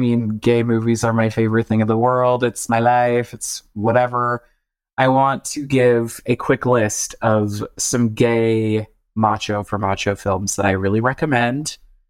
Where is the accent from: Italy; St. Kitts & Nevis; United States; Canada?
United States; Boston, Massachusetts; I'm literally from Boston. So, yeah. What do you expect?